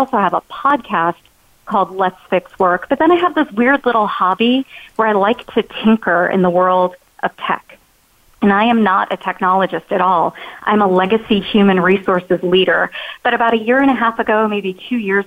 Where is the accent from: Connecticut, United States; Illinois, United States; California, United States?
Illinois, United States; Chicago; moved away as an adult; now in North Carolina, United States; I'm originally from Chicago. I spent my first 17 years there.